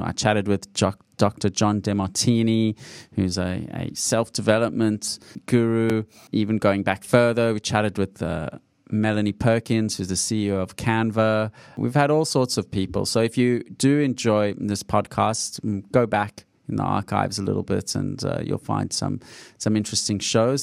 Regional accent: Australia; I'm an Australian coming to San Francisco

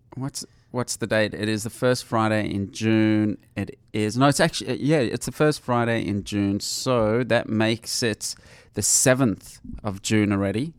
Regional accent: South Africa; I'm from South Africa

